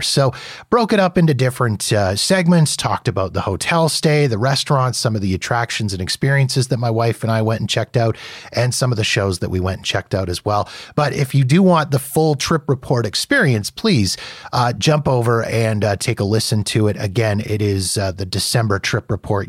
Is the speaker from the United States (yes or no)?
no; Canada; So here in Canada